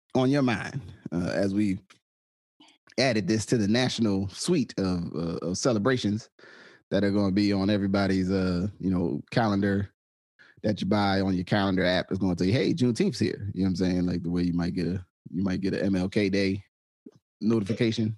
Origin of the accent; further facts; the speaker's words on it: New Jersey, United States; growing up in New Jersey